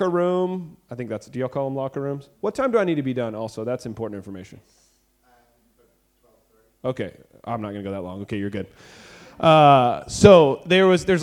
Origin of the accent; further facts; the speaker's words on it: Abilene, Texas, United States; we're from Abilene